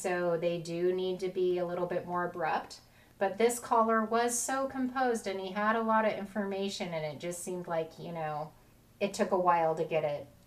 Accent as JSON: {"language": "English", "region": "Oregon", "country": "United States", "tie": "born or raised there", "said": "Christine and I were both born and raised in Oregon"}